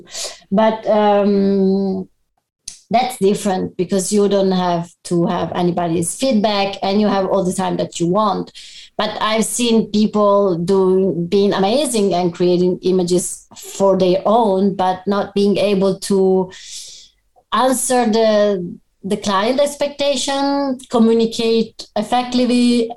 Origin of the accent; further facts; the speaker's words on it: Padua, Veneto, Italy; also born or lived in Abano Terme; I was born in Padua